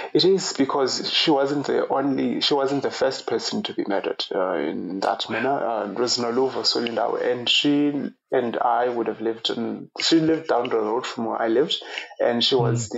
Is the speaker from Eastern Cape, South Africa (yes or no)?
yes; Eastern Cape, South Africa; moved away as an adult; now in Ireland; I was born in the Eastern Cape of South Africa and grew up in a uh, very rural part of the, the country